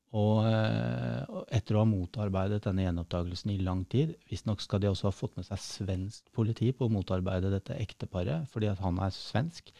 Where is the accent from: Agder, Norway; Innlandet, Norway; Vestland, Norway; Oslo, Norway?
Oslo, Norway; also born or lived in Hamar; Jeg er født på Hamar, ja. eh, vokste opp på Stovner i Oslo